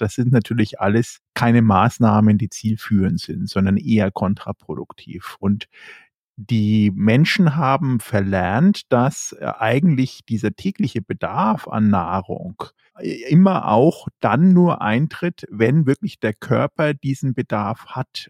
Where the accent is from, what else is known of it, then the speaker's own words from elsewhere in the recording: Berchtesgadener Land, Bavaria, Germany; bei uns in Bayern, im Berchtesgadener Land